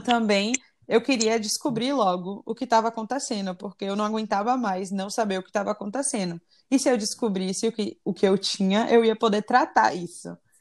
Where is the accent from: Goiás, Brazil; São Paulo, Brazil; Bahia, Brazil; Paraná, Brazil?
Bahia, Brazil; Salvador; moved away; also born or lived in United States; sou daqui de Salvador